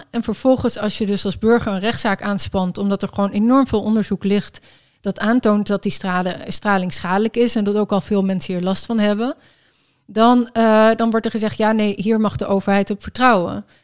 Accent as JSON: {"language": "Dutch", "town": "Enschede", "region": "Overijssel", "country": "Netherlands", "tie": "born or raised there", "said": "ik ben in Enschede geboren. Dus, ah, ehm, dus ik was daar toen dus ook."}